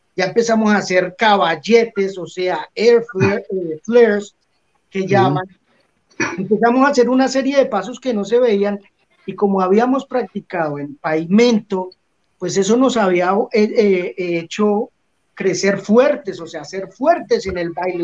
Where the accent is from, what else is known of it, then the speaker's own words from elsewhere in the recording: Colombia; moved away as an adult; salí de Colombia en el 97